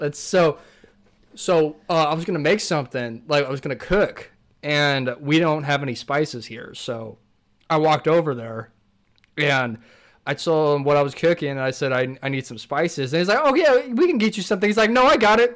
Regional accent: California, United States; born or raised there

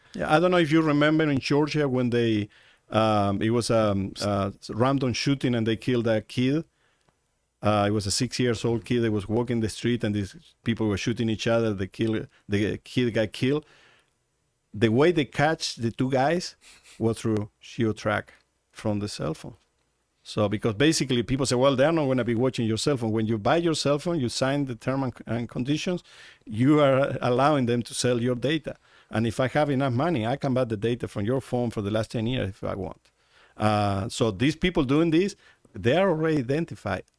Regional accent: Uruguay; moved away as an adult; now in Arizona, United States; in the country I was born in Uruguay

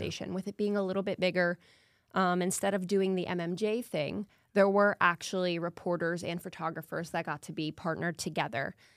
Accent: Lawrenceville, Georgia, United States; moved away as an adult; also born or lived in Duluth, Minnesota; now in Arkansas, United States; I'm from Lawrenceville, Georgia, so that's right outside of Atlanta

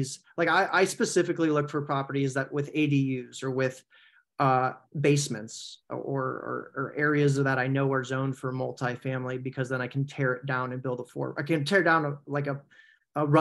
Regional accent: San Francisco Bay Area, California, United States; moved away as an adult; also born or lived in North Carolina; I grew up in the San Francisco Bay Area

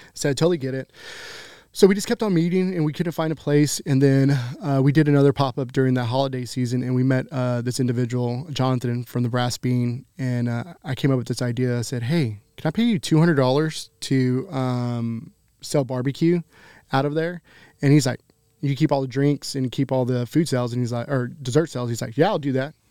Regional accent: Grand Prairie, Texas, United States; I'm born and raised in Grand Prairie

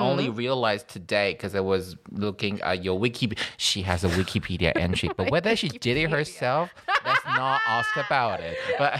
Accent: Sweden; So let me tell you a stereotype about my home country, Sweden.

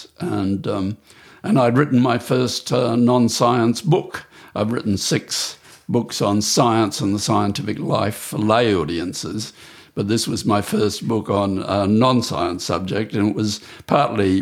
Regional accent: Brisbane, Queensland, Australia; I grew up in Brisbane, the outer suburb of Brisbane

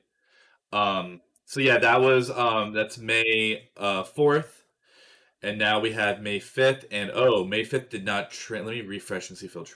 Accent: Florida, United States; I'm from Florida

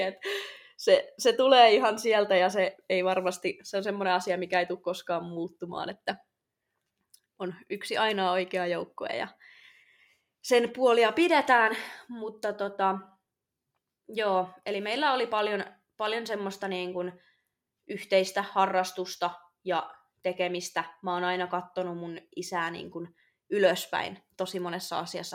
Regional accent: Oulu, North Ostrobothnia, Finland; mä olen syntynyt toukokuussa vuonna 2000 Oulussa

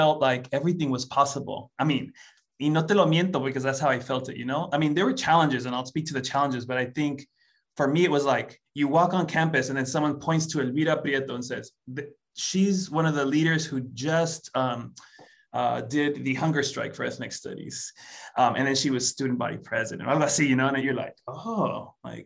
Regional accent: Oakland, California, United States; growing up in Oakland

